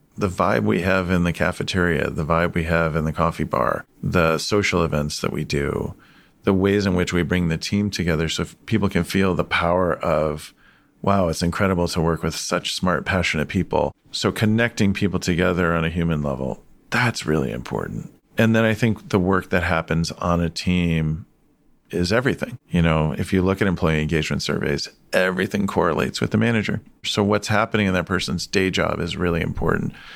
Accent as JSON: {"language": "English", "town": "Chicago", "region": "Illinois", "country": "United States", "tie": "born or raised there", "said": "I grew up in Chicago"}